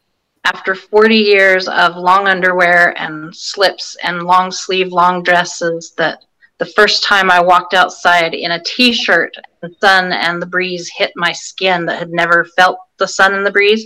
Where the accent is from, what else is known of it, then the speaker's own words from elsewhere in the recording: California, United States; born there; most of my extended family lived in California. I was born in California.